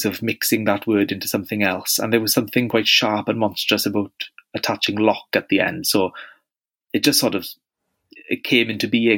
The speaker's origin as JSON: {"language": "English", "region": "Wales", "country": "United Kingdom", "accent": "Welsh", "said": "as you might have guessed from my accent, I'm very, very Welsh"}